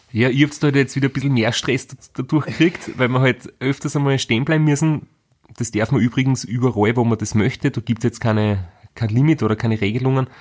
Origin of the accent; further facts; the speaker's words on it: Graz, Styria, Austria; Wir sind beide aus Graz